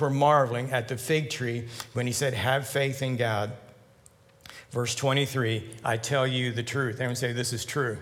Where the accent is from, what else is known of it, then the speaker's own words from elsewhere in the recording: Lancaster County, Pennsylvania, United States; I grew up in Lancaster County